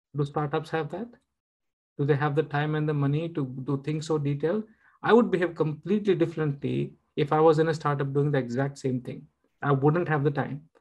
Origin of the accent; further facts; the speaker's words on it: India; I'm, I'm an Indian.